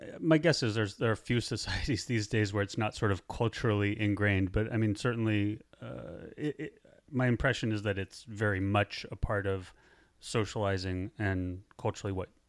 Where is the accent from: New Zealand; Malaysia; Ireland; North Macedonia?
Ireland; I'm an alcoholic. I'm Irish.